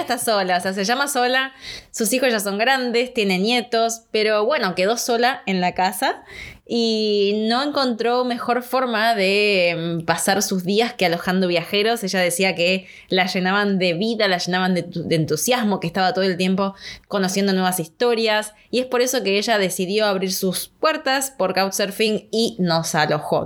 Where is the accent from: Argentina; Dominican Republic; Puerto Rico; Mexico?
Argentina; acá como en Argentina